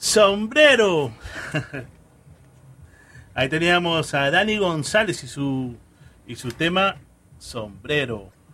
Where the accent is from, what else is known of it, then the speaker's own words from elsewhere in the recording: Callao, Peru; moved away; en el Callao, de donde vengo yo, muy orgulloso de ser chalaco